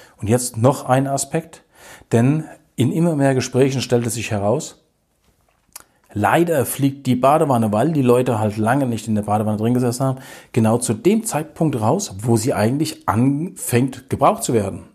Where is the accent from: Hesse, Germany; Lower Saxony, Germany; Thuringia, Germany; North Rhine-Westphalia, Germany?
Hesse, Germany; wir kommen aus Hessen